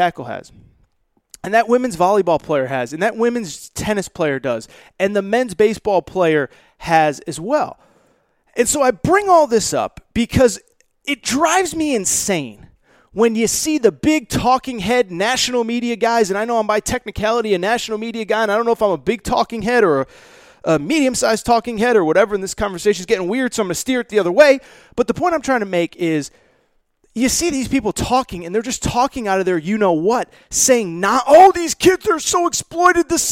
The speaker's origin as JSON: {"language": "English", "region": "Connecticut", "country": "United States", "tie": "born or raised there", "said": "I grew up in Connecticut, grew up around college sports"}